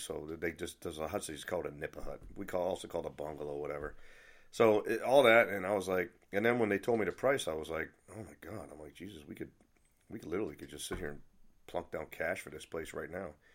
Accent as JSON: {"language": "English", "town": "Nashua", "region": "New Hampshire", "country": "United States", "tie": "born or raised there", "also_born_or_lived": "Philippines", "moved": "yes", "lives_now": "Germany", "said": "I was born and raised in New Hampshire, Nashua"}